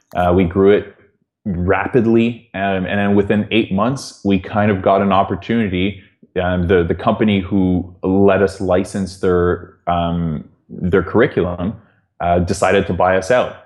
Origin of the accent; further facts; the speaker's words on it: Toronto, Ontario, Canada; moved away as an adult; also born or lived in London, United Kingdom; I'm from Toronto